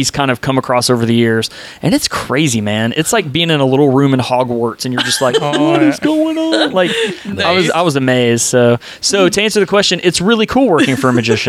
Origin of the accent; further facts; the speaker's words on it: Nashville, Tennessee, United States; moved away as an adult; also born or lived in Atlanta, Georgia; now in Dallas, United States; I'm originally from Atlanta, and then when I was a kid, I moved to Tennessee, and then I spent most of my life in Tennessee